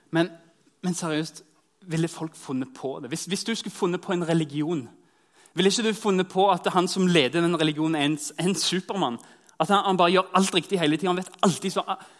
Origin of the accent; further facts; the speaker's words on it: Norway; identiteten som nordmenn